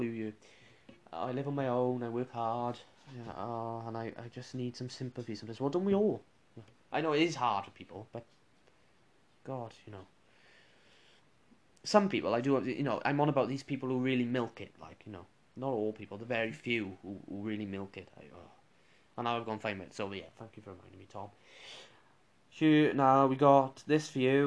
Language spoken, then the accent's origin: English; Welsh, Wales, United Kingdom; I'm Welsh, with Chopsy.